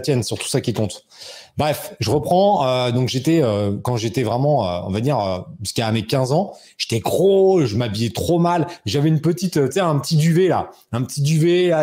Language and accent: French; Rambouillet, Île-de-France, France; mon bled, c'était chez moi, tu vois, c'était à Rambouillet